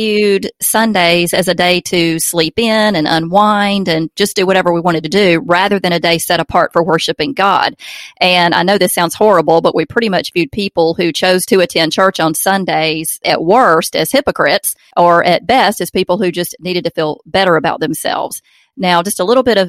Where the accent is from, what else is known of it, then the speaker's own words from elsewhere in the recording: Alabama, United States; accent: Southern; born and raised in Alabama. We live in Opelika, Alabama